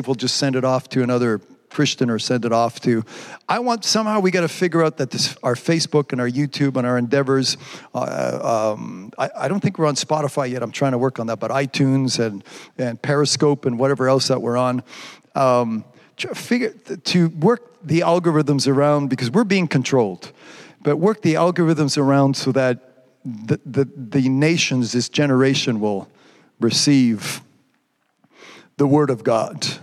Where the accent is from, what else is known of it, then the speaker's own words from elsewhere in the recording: Quebec, Canada; I'm a Quebecer or because my accent's funny